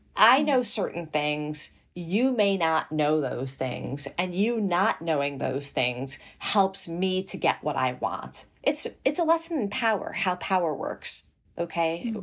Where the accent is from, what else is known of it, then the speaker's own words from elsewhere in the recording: New York City, New York, United States; also born or lived in Morocco / New Jersey; I was raised in Flushing, Queens, in New York City